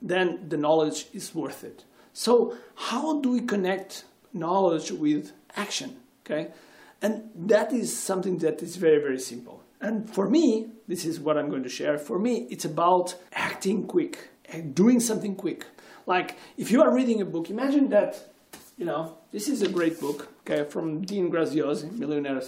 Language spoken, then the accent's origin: English; Portugal; I'm from Portugal and I consider myself as a world citizen.